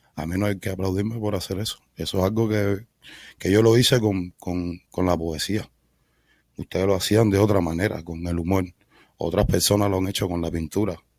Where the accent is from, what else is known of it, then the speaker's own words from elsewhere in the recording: Havana, Cuba; moved away; Yo soy cubano, nací en Cuba, en un hospital en el Beado